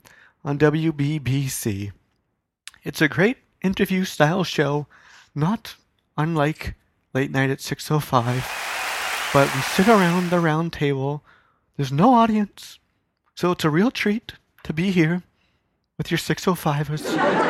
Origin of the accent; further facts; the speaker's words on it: Brampton, Ontario, Canada; I am from Brampton. I know all about that.